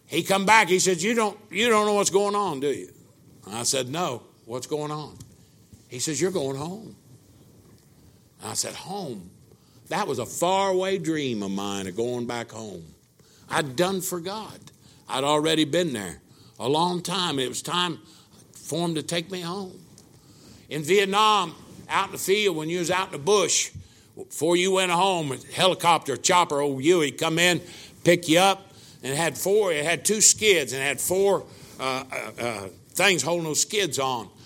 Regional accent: Brookville, Indiana, United States; I was sitting in my hometown in Brookville, Indiana, my mom and dad's kitchen table

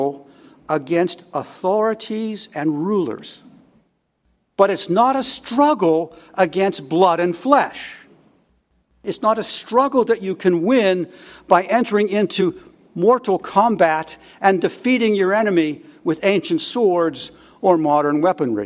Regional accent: United States; as English speakers, as Americans

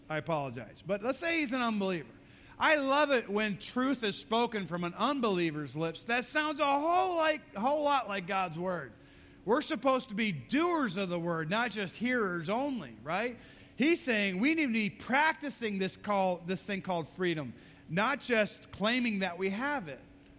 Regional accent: United States; And as an American

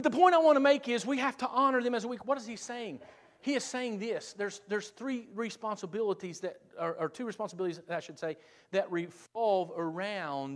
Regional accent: South Point, United States; I'm from South Point.

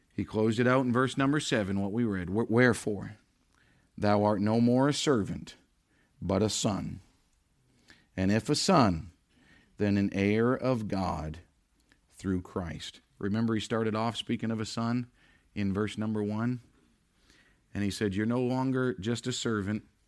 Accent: Maine, United States; now in New Hampshire, United States; We don't have it here in New Hampshire, but growing up in Maine

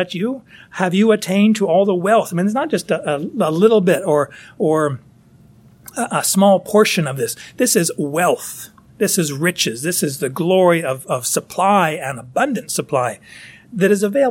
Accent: United States; I'm an American

